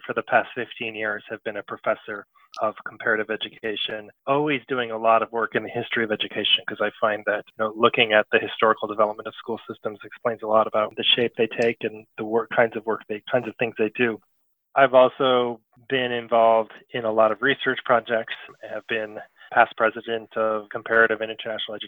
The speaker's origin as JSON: {"language": "English", "country": "United States", "tie": "born or raised there", "also_born_or_lived": "Paris, France / New York City, United States", "said": "I was born and raised here in the United States"}